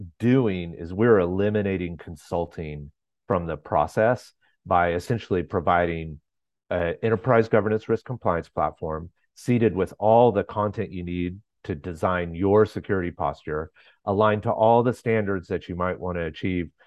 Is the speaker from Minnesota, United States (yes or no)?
no; Atlanta, Georgia, United States; I'm from Atlanta, Georgia